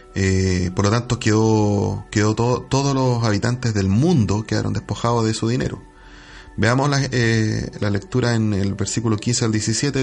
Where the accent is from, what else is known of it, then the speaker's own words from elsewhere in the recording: Chile; nosotros a lo mejor somos ciudadanos chilenos